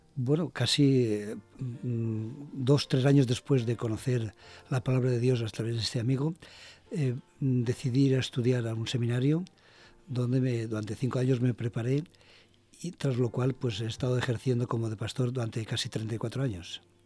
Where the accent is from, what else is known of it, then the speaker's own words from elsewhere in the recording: Valencia, Valencian Community, Spain; also born or lived in Basque Country; yo soy valenciano, de Valencia.